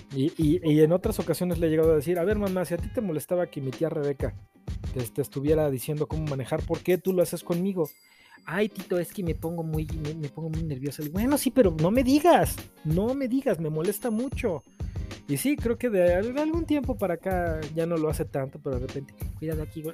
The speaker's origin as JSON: {"language": "Spanish", "country": "Mexico", "said": "así somos los mexicanos, hasta que no nos cae la voladora no entendemos"}